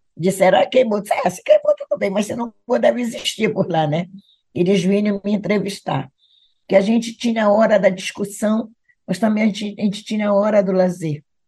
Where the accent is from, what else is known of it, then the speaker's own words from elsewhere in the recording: Belém, Pará, Brazil; also born or lived in Igarapé-Miri, Pará; Eu, como pedreirense, me criei na Pedreira também